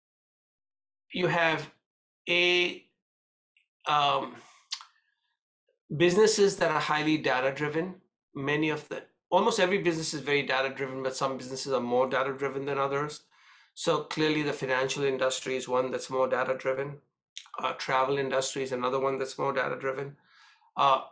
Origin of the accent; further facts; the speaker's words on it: India; when I grew up in India